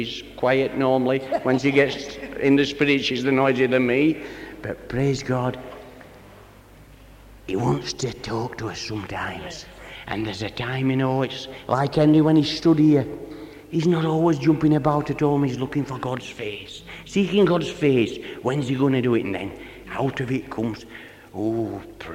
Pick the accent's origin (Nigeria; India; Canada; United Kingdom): United Kingdom; Barnsley, Yorkshire and the Humber; I'm from Barnsley, brother, and my mother and father came this way before I did